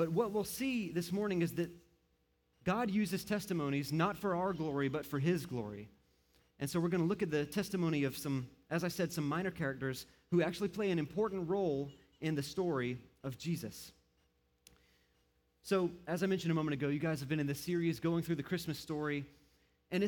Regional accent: Moncks Corner, South Carolina, United States; now in Aiken, United States; I was born and raised here in South Carolina, or in Monk's Corner

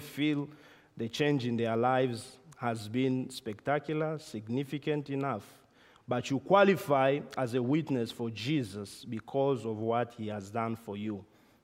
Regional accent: Namibia; moved away; we were back in my home country, Namibia

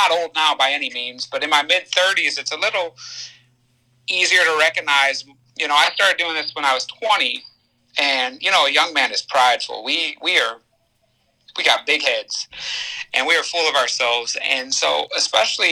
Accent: United States; moved away as an adult; also born or lived in Mexico; now in Dominican Republic; as an American

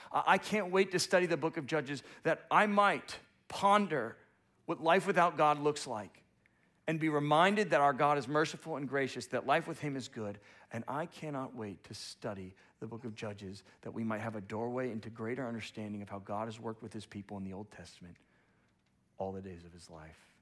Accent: United States; as an American

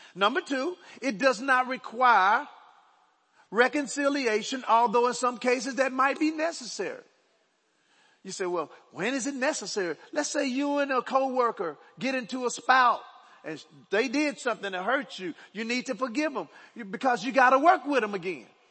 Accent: Dallas, Texas, United States; I was born in Oak Cliff, Dallas. Right? I grew up on 2524 Overton Road.

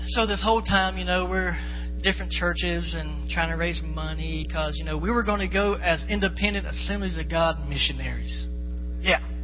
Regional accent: Florida, United States; I'm from Florida

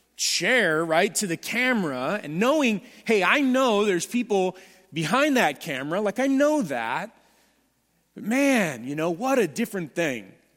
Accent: Southern California, United States; I am from Southern California

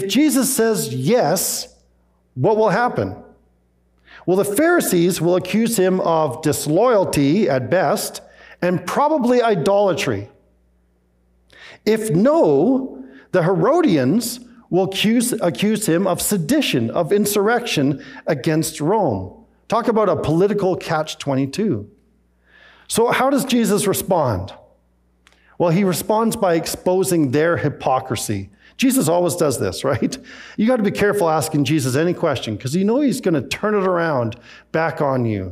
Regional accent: Canada; also born or lived in Scotland; my mom and dad, as they immigrated from Scotland to Canada, they were very quick to take out Canadian citizenship.

